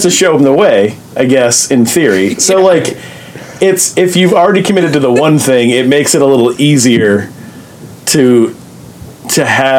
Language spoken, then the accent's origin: English; Southern Indiana, United States; I grew up in Southern Indiana